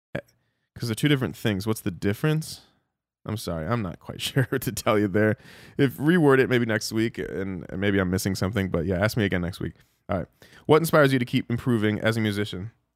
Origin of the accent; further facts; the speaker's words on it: Dallas, Texas, United States; we're in my hometown, Dallas, Texas